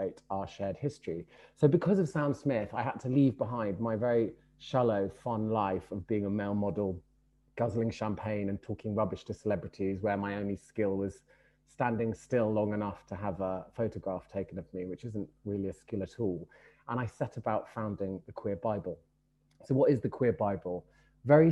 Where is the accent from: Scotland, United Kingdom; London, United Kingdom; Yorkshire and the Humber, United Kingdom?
London, United Kingdom; I grew up in Brixton in the 1980s.